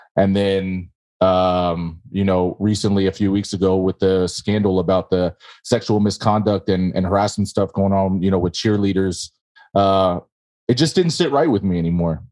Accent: Bay Area, California, United States; moved away as an adult; now in Minnesota, United States; I was born, born and raised in the Bay Area in California

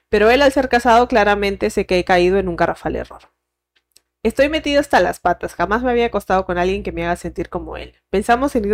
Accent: Venezuela; Él es de Ecuador, pero vivía en Suiza y yo soy venezolana.

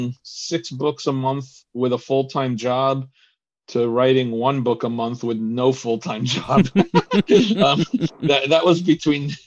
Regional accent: United States; I've been here since I was 4 years old

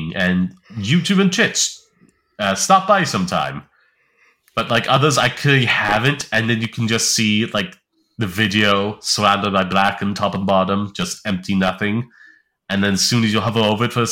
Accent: Ireland; I'm Irish

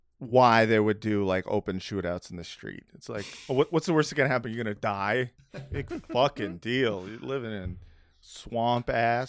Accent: Los Angeles, California, United States; as someone who was born and raised in Los Angeles, never really left California

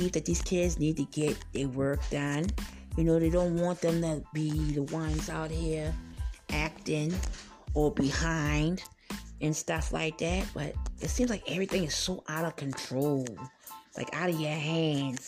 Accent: Charleston County, South Carolina, United States; I'm from South Carolina, Charleston County, to be exact

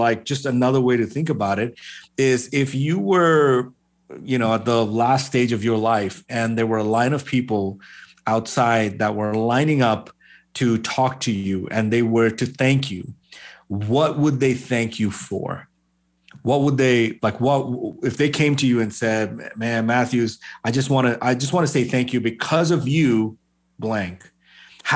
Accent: Bahrain; moved away as an adult; also born or lived in Kerala, India; I grew up in the Middle East. I grew up in a place called Bahrain.

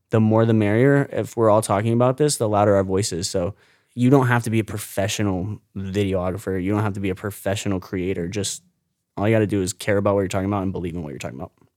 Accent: St. Petersburg, Florida, United States; I was born and raised here in Saint Pete

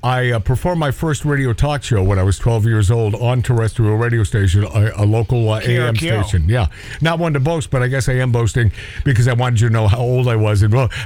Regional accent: Everett, Washington, United States; I'm a kid from Everett, Washington

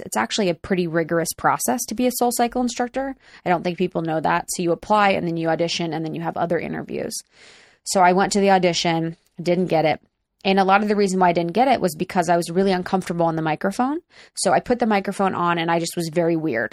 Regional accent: Cincinnati, Ohio, United States; now in Los Angeles, United States; I grew up in the beautiful Cincinnati, Ohio

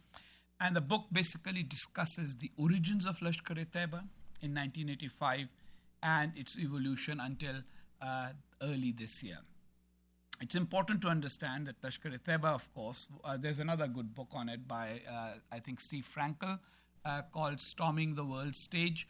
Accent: Pakistan; my home country, Pakistan

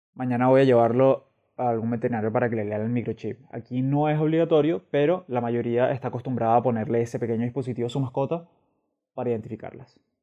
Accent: Venezuela; moved away as an adult; also born or lived in Caracas; now in Madrid, Spain; soy un venezolano que reside en Madrid.

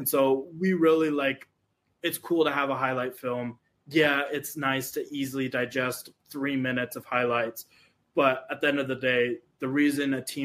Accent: Utah, United States; I grew up in Utah my whole entire life, and we have dry heat here

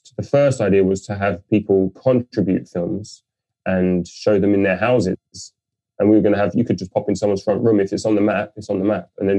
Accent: London, United Kingdom; I'm born and raised in London.

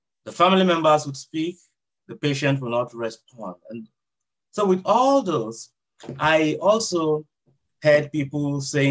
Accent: Nigeria; first language Idoma; also born or lived in San Diego, United States; now in Chula Vista, United States; I'm from Nigeria.

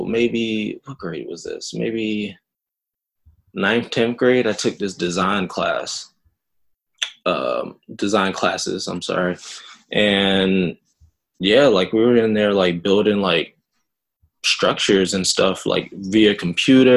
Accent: the South, United States; moved away; also born or lived in Jamaica (half Jamaican ancestry) / Florida; I'm from the South, so I'm used to that.

